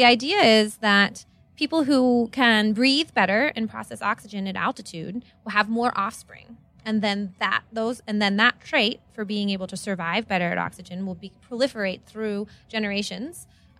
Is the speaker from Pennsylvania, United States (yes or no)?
yes; Pittsburgh, Pennsylvania, United States; moved away; also born or lived in Seattle; I grew up in Pittsburgh, Pennsylvania.